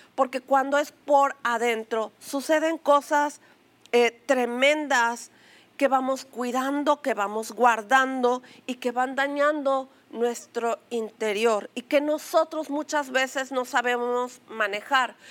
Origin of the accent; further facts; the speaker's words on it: Mexico; una palabra que acostumbramos a decir como mexicanos, a pechugar